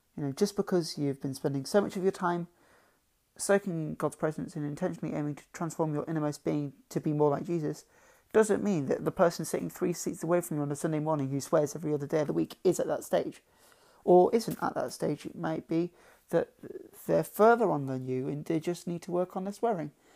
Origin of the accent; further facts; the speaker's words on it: Lincoln, East Midlands, United Kingdom; I'm from Lincoln